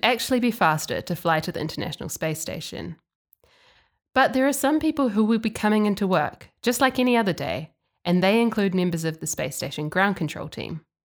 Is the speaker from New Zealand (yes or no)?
yes; New Zealand; moved away; my home country, New Zealand